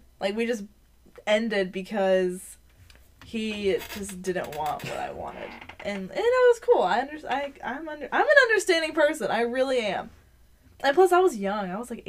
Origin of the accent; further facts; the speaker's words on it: Baltimore, Maryland, United States; it's because I'm from Baltimore.